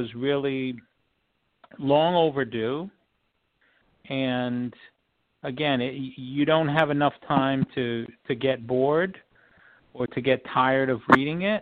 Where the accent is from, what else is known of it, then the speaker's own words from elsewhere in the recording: New York, United States; I grew up in New York